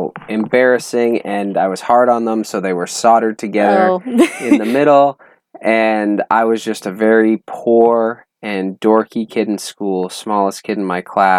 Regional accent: Alberta, Canada; moved away; I'm from Alberta, Canada.

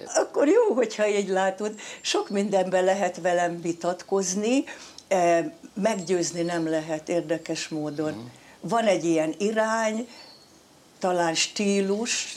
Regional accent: Eger, Heves, Hungary; born or raised there; moved away

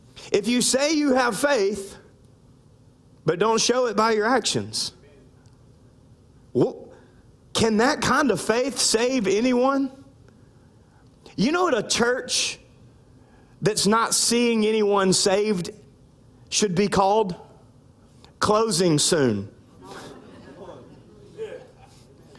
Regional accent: the Bible Belt South, United States; now in Louisiana, United States; I grew up in the Bible Belt South

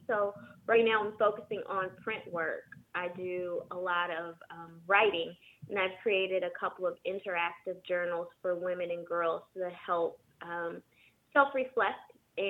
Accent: San Jose, California, United States; also born or lived in Michigan; now in Los Angeles, United States; Originally, I'm from San Jose, California. I moved to L.A. about 7 years ago from Michigan.

